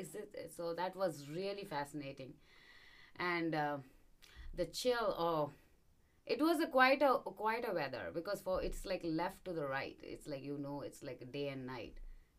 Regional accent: India; And I used to find, I'm from India, right? So when I'm, the sun is every day.

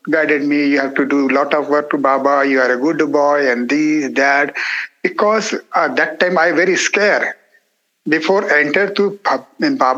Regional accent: India; first language Marathi; English is a second language; because of my mother tongue is my natural tongue is Marathi.

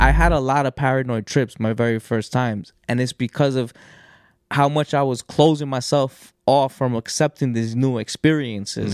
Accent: New York, United States; growing up in New York, in these states, in these public schools

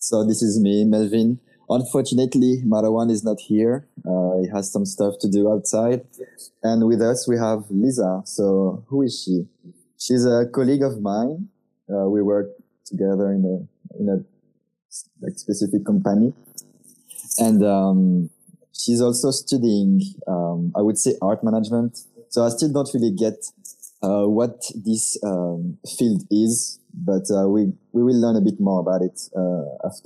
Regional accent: France; now in Czech Republic; I always have this question of, where are you from? I'm like, I'm French. And like, you don't talk French or like, uh, where are you really from? You know, I either have one or the other. So I know I don't look French, but in France, uh, I am French

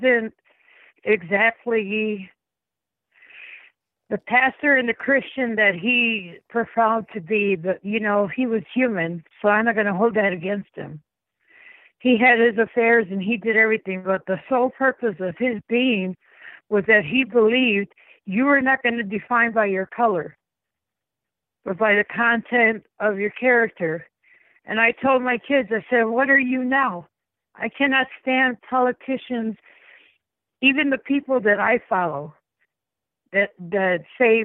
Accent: East Chicago, Indiana, United States; the city I grew up in East Chicago

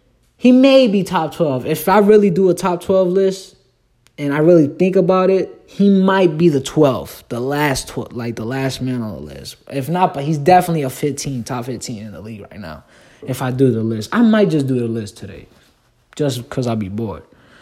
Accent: next to Orlando, Florida, United States; also born or lived in Puerto Rico; I'm from Orlando. Well, I'm not from Orlando. I'm from Puerto Rico, but I live in Florida, next to Orlando, basically my whole life. So, you know, it's like a city.

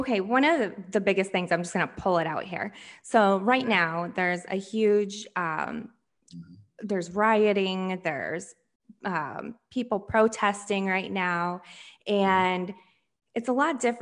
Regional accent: Flint, Michigan, United States; I'm from Michigan, Flint, Michigan.

